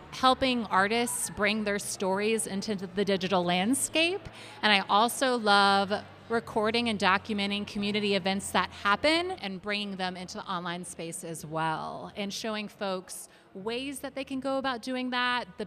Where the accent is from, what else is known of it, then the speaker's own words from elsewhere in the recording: Charlotte, North Carolina, United States; I am from Charlotte originally, and when I first moved back